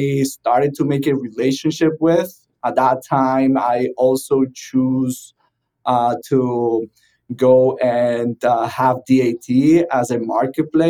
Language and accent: English; Venezuela; moved away as an adult; also born or lived in South Florida; now in Miami, United States; I'm originally from Venezuela, started my first trucking company there